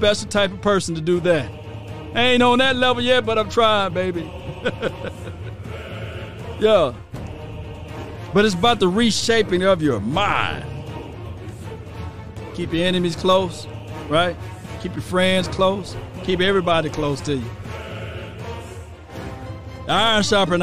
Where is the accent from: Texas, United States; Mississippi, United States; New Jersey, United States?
Mississippi, United States; I'm from Mississippi